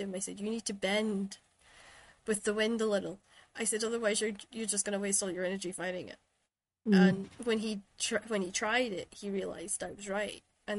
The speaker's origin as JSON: {"language": "English", "town": "Shetland", "region": "Scotland", "country": "United Kingdom", "said": "But if I say I'm from Shetland, they say, \"Oh, is that Ireland or Wales?\" They don't quite realize that Scotland goes further"}